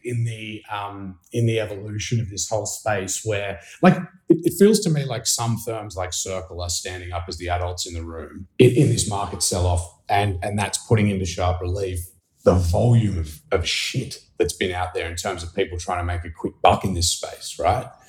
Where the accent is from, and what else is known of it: Australia; now in New York City, United States